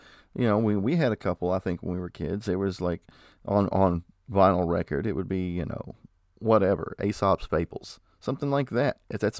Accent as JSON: {"language": "English", "region": "Kentucky", "country": "United States", "said": "We are from Kentucky, guys."}